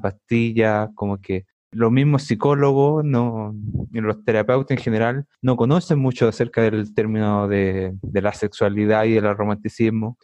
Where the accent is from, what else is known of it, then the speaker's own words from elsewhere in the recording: Santiago, Santiago Metropolitan Region, Chile; soy de Santiago. Bueno, nacido y criado